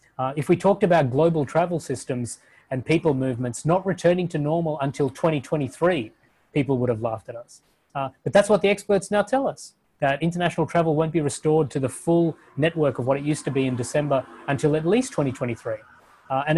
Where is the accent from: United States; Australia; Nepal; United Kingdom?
Australia; Perth, Western Australia; moved away; I grew up for most of high school in a city in Australia called Perth